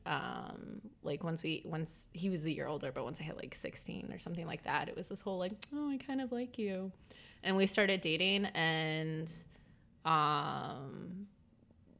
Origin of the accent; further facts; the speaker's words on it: Michigan, United States; moved away; also born or lived in Midwest; I'm from Michigan originally. I went to school out in Ann Arbor, but I was home with my parents